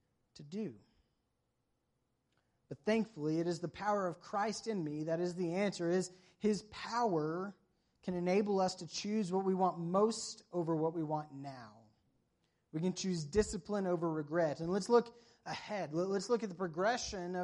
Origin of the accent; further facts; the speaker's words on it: the South, United States; moved away; I'm from the South where it doesn't really snow